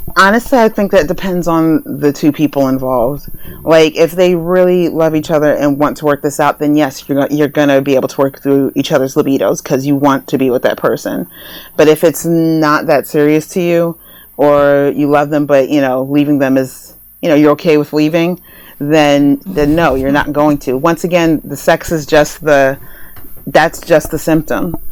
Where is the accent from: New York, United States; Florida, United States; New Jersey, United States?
New Jersey, United States; now in Los Angeles, United States; I'm originally from New Jersey